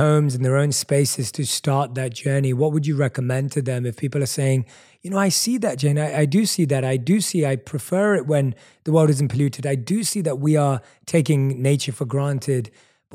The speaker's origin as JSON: {"language": "English", "region": "London", "country": "United Kingdom", "tie": "born or raised there", "said": "growing up in London, where I was born and raised"}